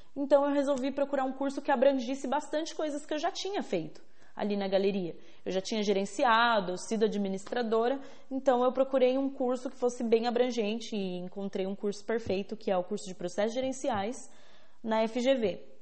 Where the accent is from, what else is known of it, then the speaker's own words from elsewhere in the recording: São Bernardo do Campo, São Paulo, Brazil; eu nasci em São Bernardo do Campo.